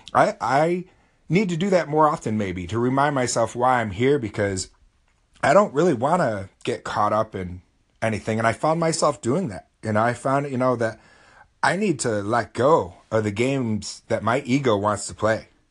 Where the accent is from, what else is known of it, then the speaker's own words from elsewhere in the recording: United States; I'm from America